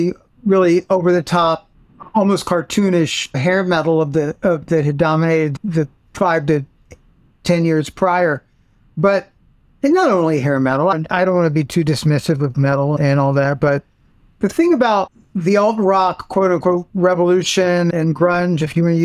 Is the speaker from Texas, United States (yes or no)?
yes; Houston, Texas, United States; moved away; also born or lived in New York; I grew up in Houston